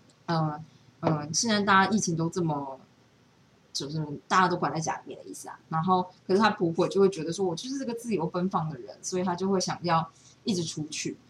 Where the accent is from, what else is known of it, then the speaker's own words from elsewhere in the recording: Taichung, Taiwan; 然后我就是跟我朋友聊了这件事，他就说他的朋友在台中，因为我们就是台中人嘛，所以就是他朋友在台中，他爸也都打不到疫苗